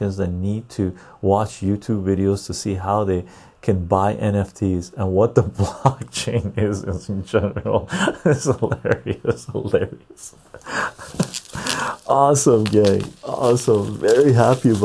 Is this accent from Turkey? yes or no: no; Canada; I'm from Canada.